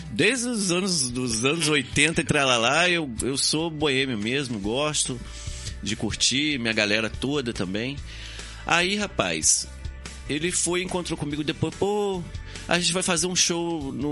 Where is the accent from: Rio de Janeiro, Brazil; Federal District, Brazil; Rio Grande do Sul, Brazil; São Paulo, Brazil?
Rio de Janeiro, Brazil; Itaperuna; now in Campos dos Goytacazes, Brazil; na minha cidade Itapiruna, que é cidade natal minha, onde eu, onde eu nasci e cresci, que eu vim para Campos com 18 anos.